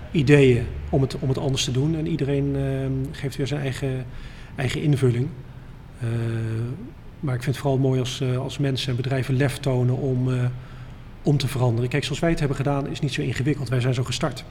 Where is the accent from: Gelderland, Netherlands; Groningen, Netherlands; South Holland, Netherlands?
Gelderland, Netherlands; Dieren; moved away; ik kom oorspronkelijk uit Dieren